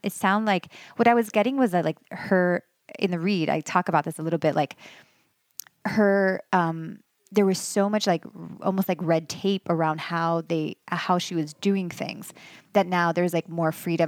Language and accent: English; Miami, Florida, United States; moved away as an adult; also born or lived in Los Angeles; now in Western North Carolina, United States; I loved growing up in Miami